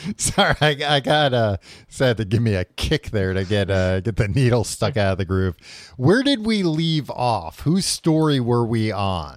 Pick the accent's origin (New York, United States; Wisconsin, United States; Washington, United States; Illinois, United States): New York, United States; growing up in New York